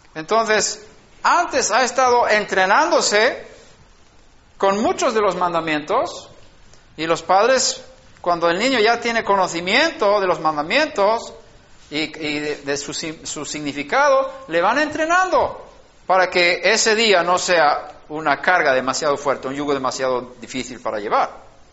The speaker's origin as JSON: {"language": "Spanish", "country": "Sweden", "tie": "born or raised there", "moved": "yes", "said": "en Suecia, donde yo nací"}